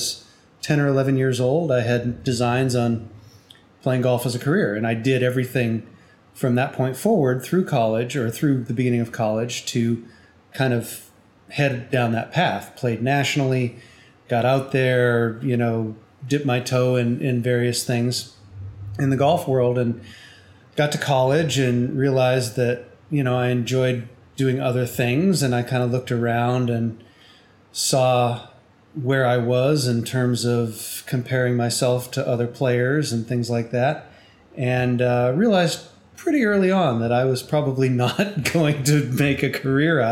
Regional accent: New Hampshire, United States; moved away as an adult; now in Houston, United States; I grew up in New Hampshire and lived there until I was 18 and went off to college.

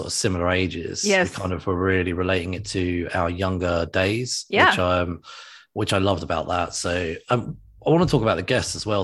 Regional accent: England, United Kingdom; I'm English

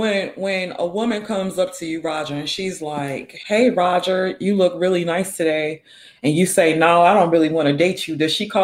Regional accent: Mississippi, United States; I grew up in Mississippi, right?

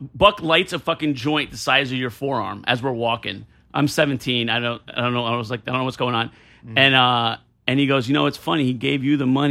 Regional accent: Warren County, New Jersey, United States; I grew up on a farm in North Jersey

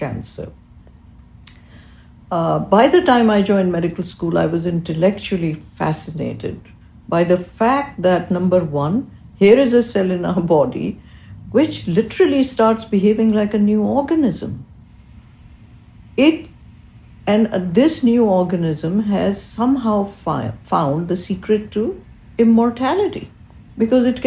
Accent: Karachi, Sindh, Pakistan; moved away as an adult; now in United States; I grew up in Karachi, Pakistan

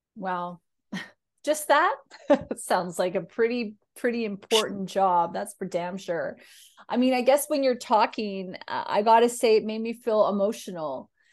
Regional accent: Canada; I'm a Canadian

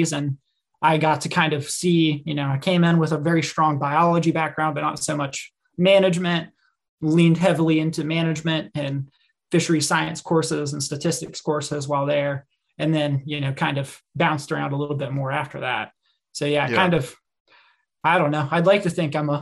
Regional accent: Mid-Atlantic, United States; moved away as an adult; also born or lived in Mississippi / Chattanooga; I grew up in the Mid-Atlantic

